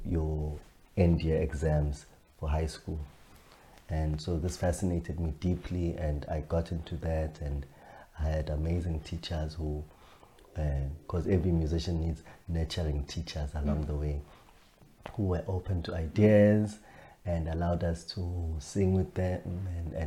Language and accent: English; Matateni, KwaZulu-Natal, South Africa; I was born in Matateni, which is in KwaZulu Natal